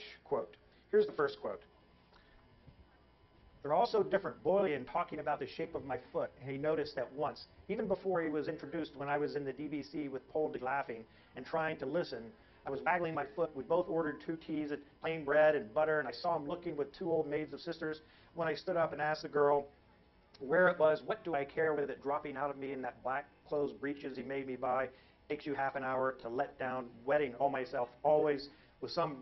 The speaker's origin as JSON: {"language": "English", "region": "Northern California", "country": "United States", "also_born_or_lived": "Kansas / Oakland, California", "said": "I'm from Northern California, I actually was born in Kansas"}